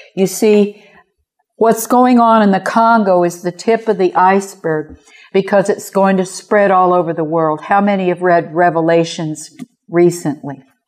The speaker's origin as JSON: {"language": "English", "town": "Kansas City", "region": "Missouri", "country": "United States"}